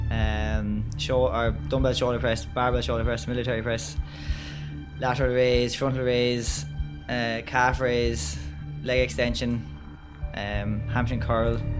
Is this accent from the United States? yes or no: no; Kilkenny, Leinster, Ireland; I'm from Kilkenny